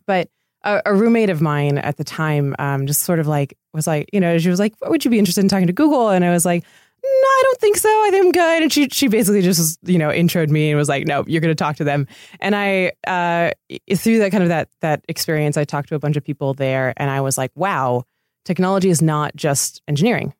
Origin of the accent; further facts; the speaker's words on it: Laguna Beach, California, United States; moved away as an adult; also born or lived in Italy / Connecticut / New York; I grew up in Laguna